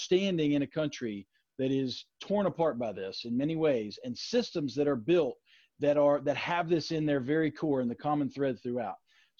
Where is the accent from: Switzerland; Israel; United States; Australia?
United States; Shinnston, West Virginia; we're all Americans, we're all West Virginians, we're all from Shinston